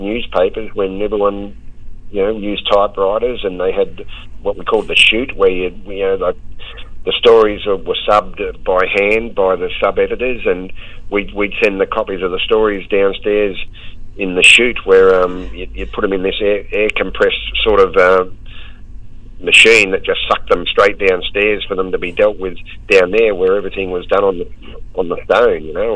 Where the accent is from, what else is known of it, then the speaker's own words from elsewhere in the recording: Sydney, New South Wales, Australia; I grew up in the western suburbs of Sydney at Chester Hill